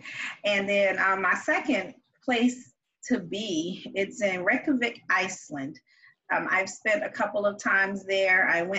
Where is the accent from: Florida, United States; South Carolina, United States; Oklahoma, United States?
South Carolina, United States; moved away; I am from South Carolina originally, and I grew up learning how to eat and cook Southern-style meals.